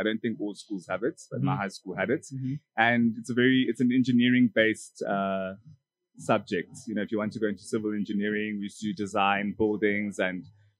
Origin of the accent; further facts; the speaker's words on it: Johannesburg, Gauteng, South Africa; also born or lived in Rustenburg, North West Province / Grahamstown (Rhodes University); ever since I was like 3 years old, mm-hmm. I've been living in Joburg. So, I grew up here. I'm a North boy, you know.